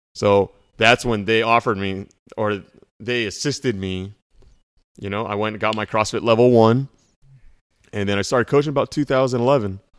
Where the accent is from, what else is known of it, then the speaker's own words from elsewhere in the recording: South Orange County, California, United States; I was from South Orange County